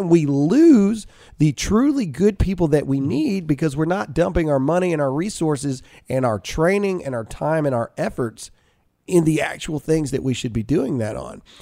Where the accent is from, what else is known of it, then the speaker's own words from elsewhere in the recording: Mississippi, United States; moved away as an adult; now in Texas, United States; me and Alyssa were born and raised in Mississippi